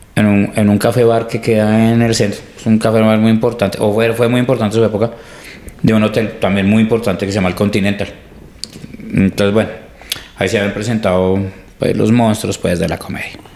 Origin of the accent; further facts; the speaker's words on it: Colombia; somos colombianos